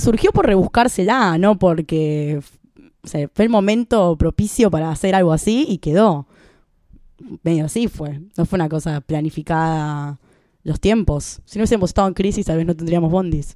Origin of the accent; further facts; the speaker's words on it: Argentina; somos argentinos